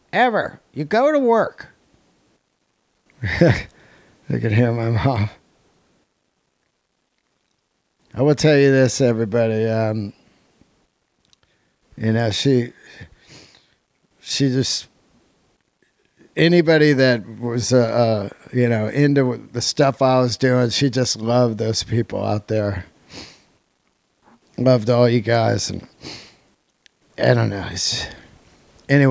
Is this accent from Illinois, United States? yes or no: no; Yosemite, California, United States; I was born in Yosemite